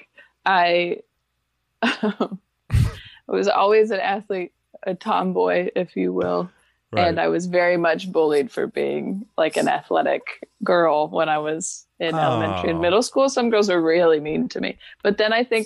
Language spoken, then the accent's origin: English; Pacific Northwest, United States; I'm from the Pacific Northwest